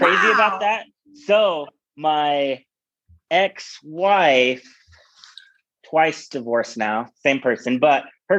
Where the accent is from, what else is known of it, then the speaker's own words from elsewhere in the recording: Ogden, Utah, United States; I'm from Ogden, Utah. I was born and raised here.